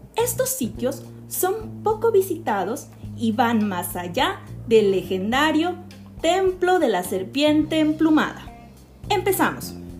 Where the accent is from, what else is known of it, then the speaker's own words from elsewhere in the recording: Yucatán, Mexico; Como yucatecos y como mexicanos